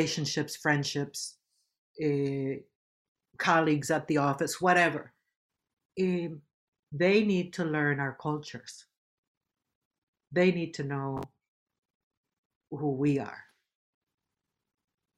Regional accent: Puerto Rico; In my Puerto Rican culture, we speak a certain way also, and we have words that we speak to each other, like Boricua

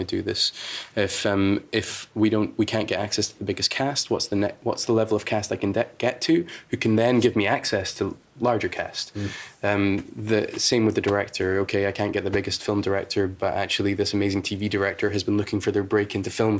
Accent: United Kingdom; we tend to take our time in the UK

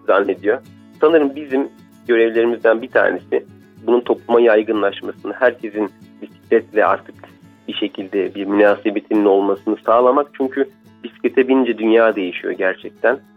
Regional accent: Turkey; ben buralıyım buralıyım

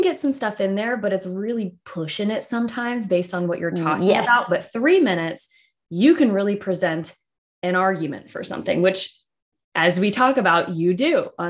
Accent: Southwestern Virginia, United States; I grew up in what I would call the north of the South. So Southwestern Virginia.

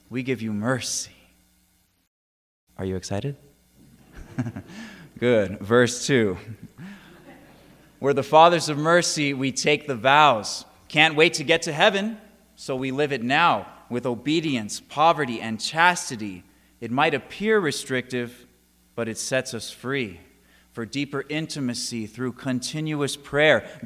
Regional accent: San Diego, California, United States; now in Auburn, United States; I'm originally from San Diego, California, but I am coming to you from Auburn, Kentucky

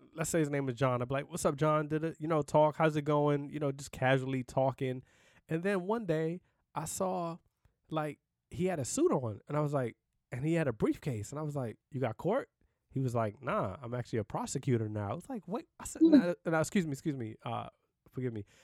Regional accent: New York City, New York, United States; I'm from Brooklyn, New York

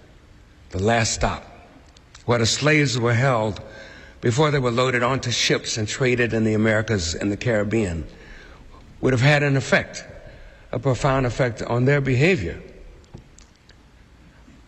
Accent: Chicago, Illinois, United States; My dear parents, Winnie and Wayman, who came from Georgia, had been faced with rampant racism during their lifetimes and growing up in Chicago. I had a taste of it

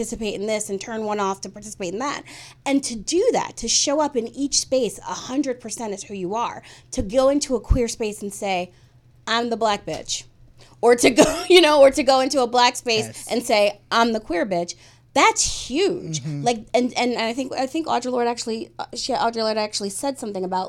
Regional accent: United States; I grew up in American culture, but I also grew up in a Black family

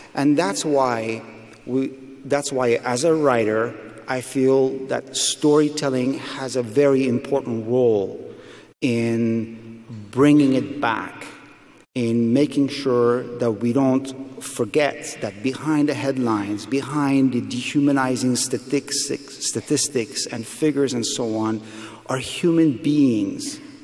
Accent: Afghanistan; moved away; I'm from Afghanistan

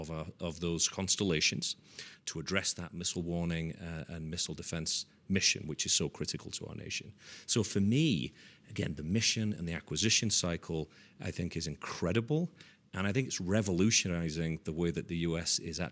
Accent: Leeds, Yorkshire and the Humber, United Kingdom; So growing up in Leeds, which is in Yorkshire in England, I certainly did not envision that I would be running a $4 billion space and intelligence business.

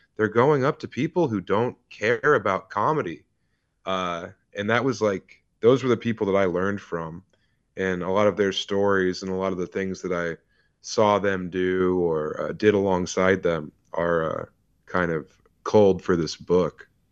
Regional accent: Denver, Colorado, United States; I'm from Denver

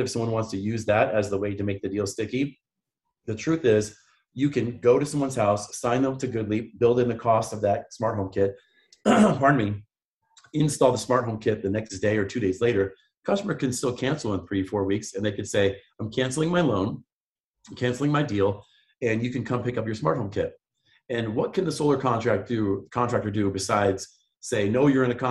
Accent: Grand Rapids, Michigan, United States; moved away; I'm from Grand Rapids, Michigan

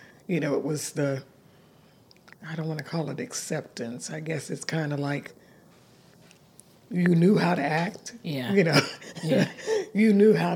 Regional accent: West Virginia, United States; I grew up in West Virginia.

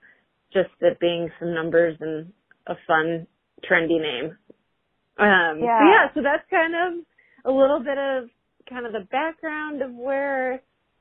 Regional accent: Chicago, Illinois, United States; moved away as an adult; also born or lived in Indianapolis, Indiana; now in Cincinnati, United States; I'm originally from Chicago and then went to school in Indy. Now I'm in Cincy

